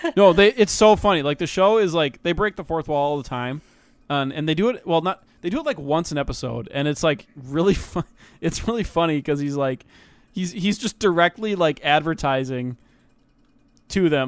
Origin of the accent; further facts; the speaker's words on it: United States; I'm, I'm American